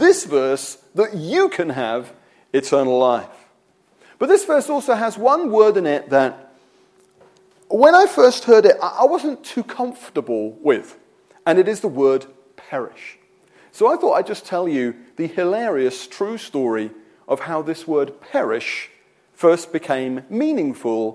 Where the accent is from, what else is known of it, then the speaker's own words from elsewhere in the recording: United Kingdom; I'm a Christian because I'm British